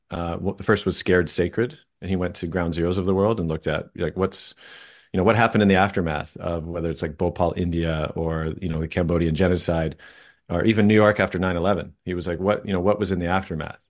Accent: Vancouver, British Columbia, Canada; I grew up in Vancouver, just outside in the suburbs

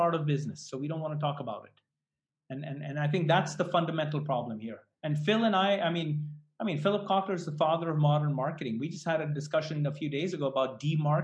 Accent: Delhi, India; moved away; I grew up in Delhi

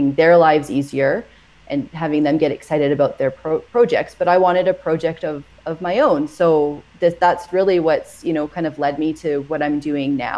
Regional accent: Edmonton, Alberta, Canada; moved away as an adult; now in Edson, Canada; we're from Edmonton

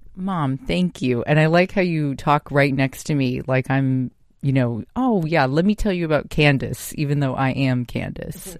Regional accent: United States; I'm Japanese American

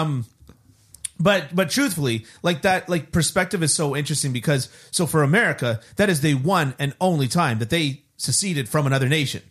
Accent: Canada; as a Canadian, as a born and raised Canadian

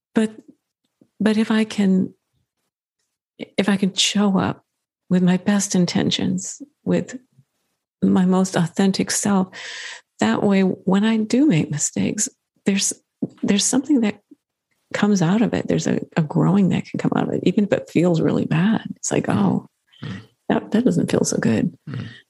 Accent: Midwest, United States; I grew up in the Midwest

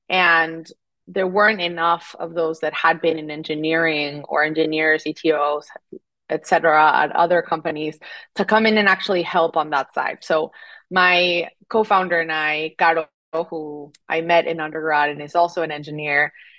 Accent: Mexico City, Mexico; English is a second language; moved away as an adult; now in United States; But I'm originally from Mexico City, and I was born and raised there, came to the U.S. for college 10 years ago

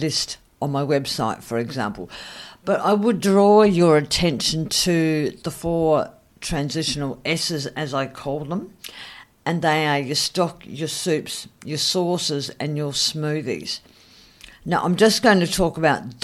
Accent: Adelaide, South Australia, Australia; here in my hometown in Adelaide

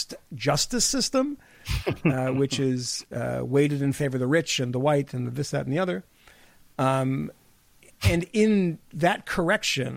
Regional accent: Massachusetts, United States; growing up in Massachusetts

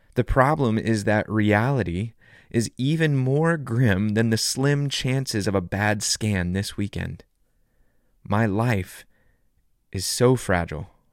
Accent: Southern California, United States; When I was a kid growing up in Southern California, I'd go body surfing in Malibu every summer

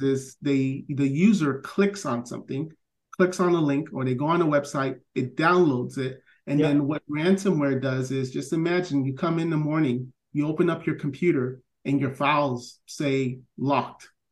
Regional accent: Miami Gardens, Florida, United States; I grew up in Miami Gardens

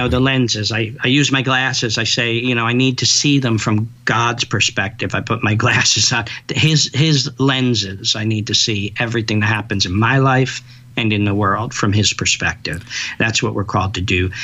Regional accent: New York City, New York, United States; I'm a New Yorker

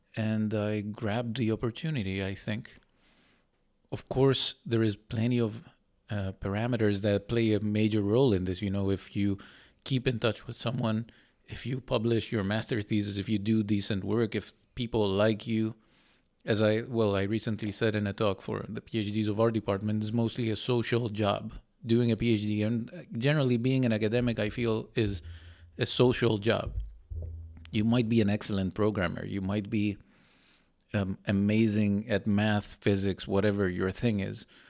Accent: Greece; moved away as an adult; now in Netherlands; I went back to Greece.

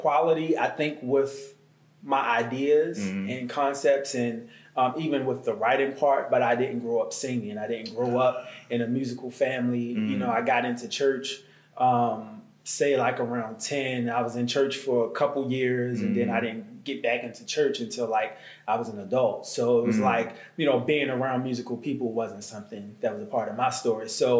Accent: Baltimore, Maryland, United States; moved away as an adult; also born or lived in Prince George's County, Maryland; now in Atlanta, United States; From Baltimore, Maryland.

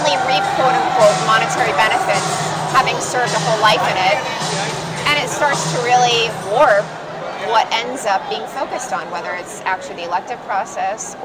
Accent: San Diego, California, United States; I grew up in San Diego

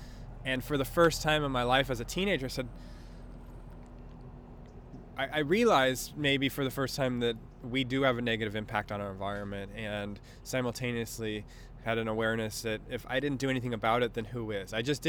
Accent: Newport Beach, California, United States; I grew up in Newport.

